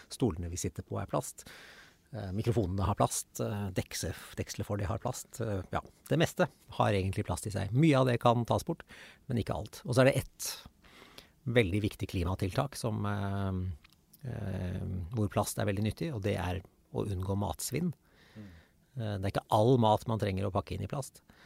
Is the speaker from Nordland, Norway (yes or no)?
no; Nøtterøy, Vestfold, Norway; jeg vokste opp på Nøtterøy